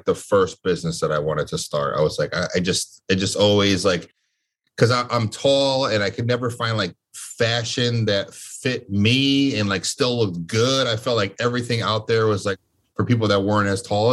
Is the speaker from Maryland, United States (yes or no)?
no; Connecticut, United States; I'm from Connecticut, born and raised in Connecticut